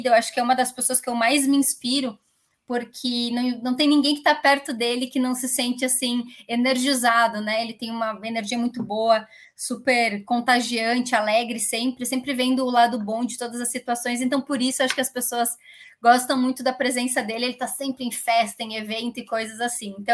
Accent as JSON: {"language": "Portuguese", "town": "Caxias do Sul", "region": "Rio Grande do Sul", "country": "Brazil", "tie": "born or raised there", "lives_now": "Barueri, Brazil", "said": "Nascida e criada. Eu fiquei a minha vida inteira lá, faz menos de cinco anos que eu moro em São Paulo, que eu mudei para São Paulo."}